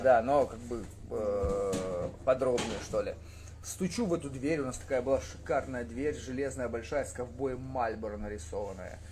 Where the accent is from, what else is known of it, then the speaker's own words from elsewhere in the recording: Skadovsk, Kherson Oblast, Ukraine; я не коренной скотовчанин, к сожалению или к счастью. Я туда приехал во втором классе. Ну, там учился, учился, учился